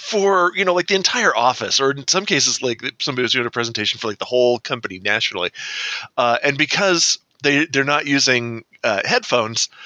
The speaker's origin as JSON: {"language": "English", "town": "San Diego", "region": "California", "country": "United States", "tie": "born or raised there", "said": "I grew up in San Diego"}